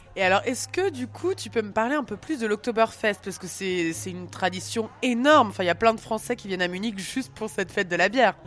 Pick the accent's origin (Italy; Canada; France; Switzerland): France; Alsace, Grand Est; je suis alsacienne